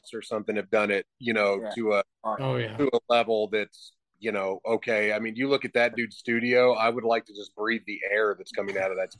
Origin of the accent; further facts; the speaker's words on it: the South, United States; I grew up on country music, and, you know, my dad was in a country band, and, you know, growing up in the South, and I love country music.